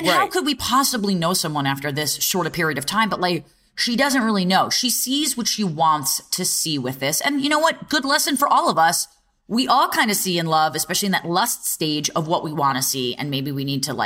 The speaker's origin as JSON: {"language": "English", "town": "New York City", "region": "New York", "country": "United States", "said": "As New Yorkers"}